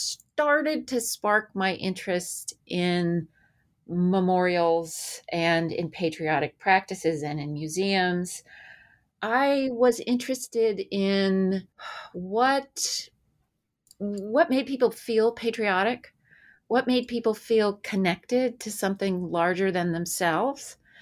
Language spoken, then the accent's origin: English; Berkeley, California, United States; I grew up in Berkeley, California in the 70s. Which that's a lot of information right there.